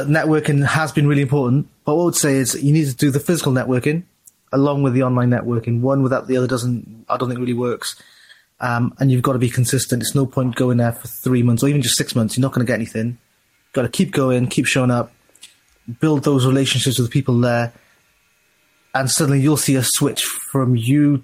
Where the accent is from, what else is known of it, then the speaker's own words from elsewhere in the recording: South Wales, United Kingdom; I'm actually from South Wales, not from Birmingham